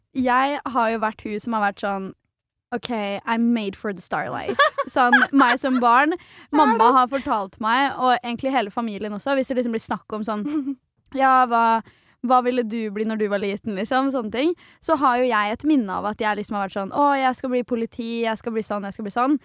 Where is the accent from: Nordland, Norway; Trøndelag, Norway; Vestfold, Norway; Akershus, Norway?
Vestfold, Norway; Svelvik; I Svelvik, som er der jeg er fra